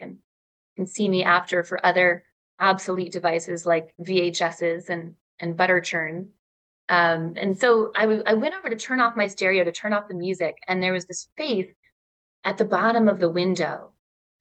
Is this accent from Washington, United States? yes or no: no; Ann Arbor, Michigan, United States; I grew up in Ann Arbor, Michigan